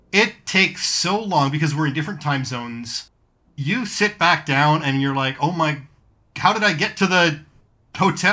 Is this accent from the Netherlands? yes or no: no; Canada; also born or lived in Hamilton; We're Canadian, eh?